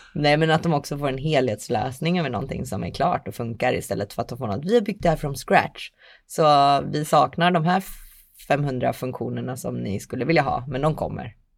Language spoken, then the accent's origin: Swedish; Linköping, Östergötland, Sweden; jag kommer från Linköping